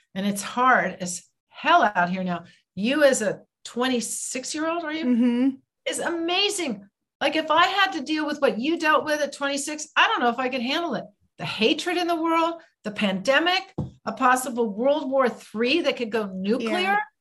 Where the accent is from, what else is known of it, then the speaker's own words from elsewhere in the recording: United States; I'm an American